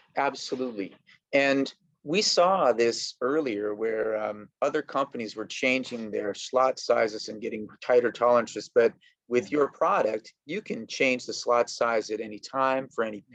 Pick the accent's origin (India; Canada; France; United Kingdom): Canada; I am from Canada